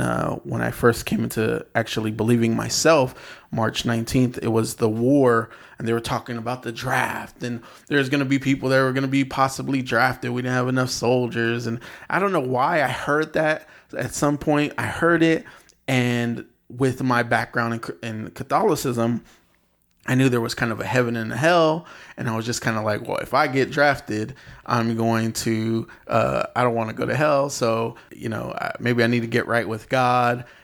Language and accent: English; San Bernardino, California, United States; also born or lived in Texas; now in Los Angeles, United States; I grew up in San Bernardino. I grew up